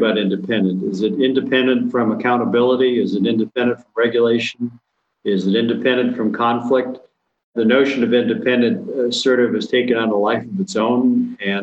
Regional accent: Gladstone, Michigan, United States; moved away; I grew up in Gladstone, Michigan, which is located in the Upper Peninsula

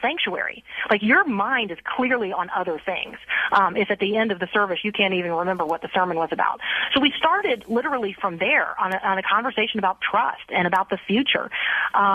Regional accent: Tampa, Florida, United States; I grew up in Tampa Bay, and I went to Plant High School

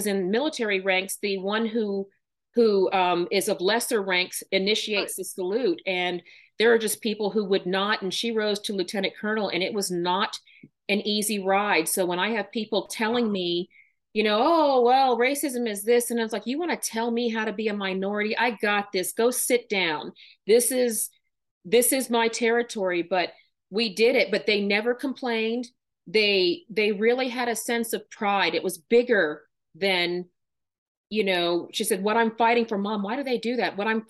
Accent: Texas, United States; born there; I am a daughter of two Air Force colonels. We moved a lot. I was born in Texas.

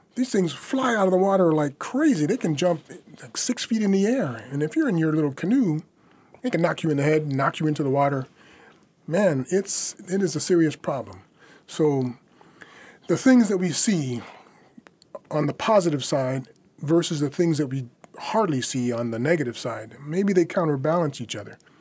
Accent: United States; moved away as an adult; now in France; I'm an American. I was born here.

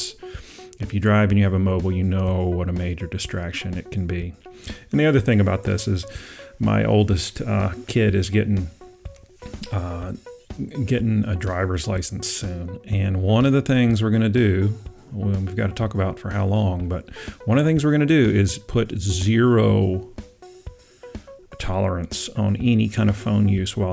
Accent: Georgetown, South Carolina, United States; moved away; my hometown, Georgetown, South Carolina

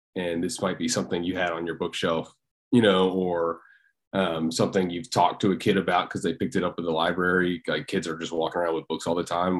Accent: Tennessee, United States; I'm from Tennessee

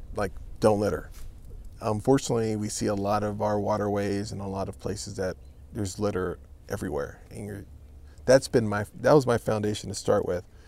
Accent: California, United States; moved away as an adult; also born or lived in Los Angeles County, California; now in Texas, United States; I'm from California

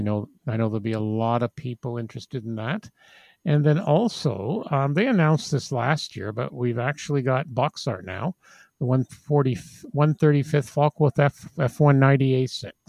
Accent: England, United Kingdom; those of us growing up in England of a certain age

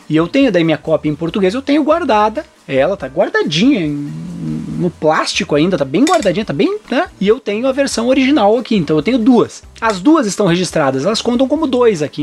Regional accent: Brazil; also born or lived in Germany; o único brasileiro maluco que morava na Alemanha no início, mas depois vinha do Brasil para lá

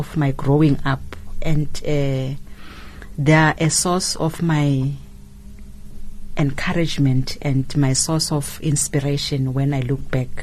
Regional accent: Gauteng, South Africa; moved away; I'm from Gauteng. I was born in Gauteng and partly raised up there.

